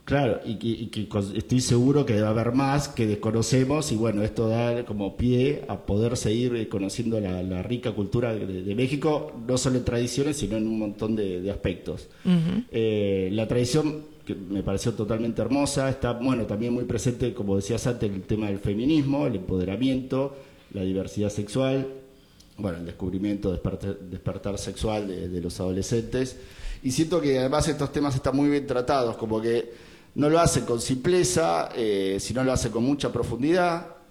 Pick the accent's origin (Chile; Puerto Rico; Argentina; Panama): Argentina; siendo argentino